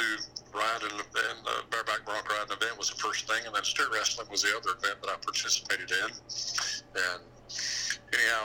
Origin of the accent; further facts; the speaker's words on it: Palatka, Florida, United States; I am from Palatka, Florida, born and raised in Palatka